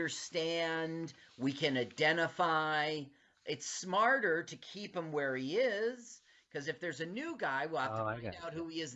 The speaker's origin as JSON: {"language": "English", "region": "New Jersey", "country": "United States", "tie": "born or raised there", "said": "for New Jersey 101.5 right here in my home state."}